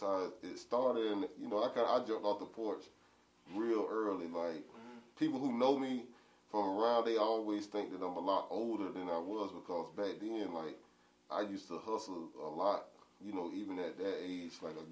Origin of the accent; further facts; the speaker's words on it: Atlantic Beach, United States; I grew up in Atlantic Beach. I moved around a lot, but that was predominantly where I grew up at.